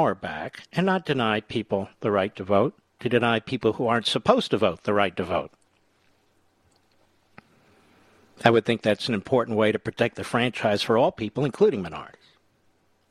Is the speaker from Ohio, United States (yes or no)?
no; Pennsylvania, United States; Commonwealth of Pennsylvania, my home state